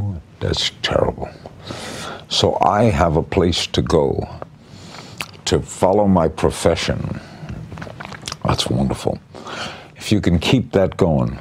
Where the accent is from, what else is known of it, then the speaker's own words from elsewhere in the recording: New York City, New York, United States; moved away as an adult; also born or lived in Miami; The guys I grew up with in Brooklyn